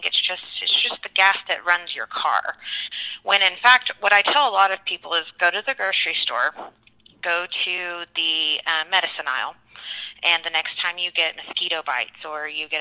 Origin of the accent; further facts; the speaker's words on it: Texas, United States; now in Oklahoma, United States; I was born and raised in Texas, and I'm now finishing, you know, growing up here in Oklahoma